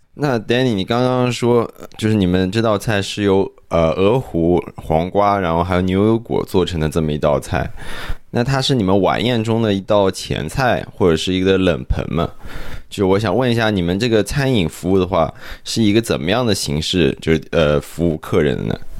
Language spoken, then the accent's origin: Chinese; Zhejiang, China; now in Canada; 我自己家乡的一个例子说一下，就是我浙江人嘛